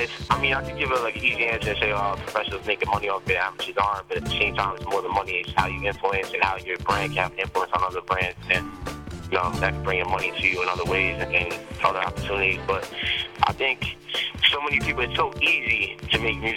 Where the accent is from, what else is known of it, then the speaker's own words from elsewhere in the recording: Westchester, New York, United States; also born or lived in Bronx, New York; I'm from New York. I was born in the Bronx, but I grew up in Westchester